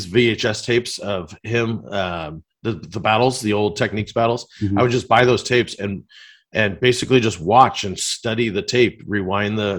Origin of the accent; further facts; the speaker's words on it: Long Beach, California, United States; I'm from Long Beach